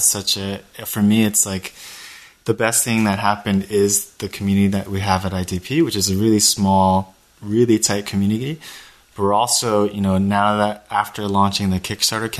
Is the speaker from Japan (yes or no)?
yes; Japan; now in United States; I was born and raised in Japan